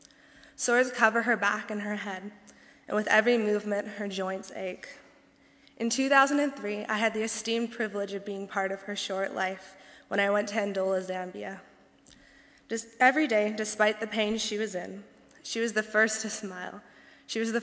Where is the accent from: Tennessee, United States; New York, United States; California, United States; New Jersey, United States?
Tennessee, United States; accent: southern; moved away as an adult; also born or lived in northern Indiana; now in Indiana, United States; I'm so proud to be from Tennessee